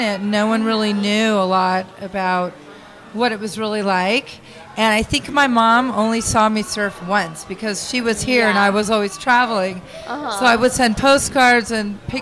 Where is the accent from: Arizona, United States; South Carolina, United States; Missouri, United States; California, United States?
Arizona, United States; Phoenix; moved away as an adult; also born or lived in Hawaii; I was from Phoenix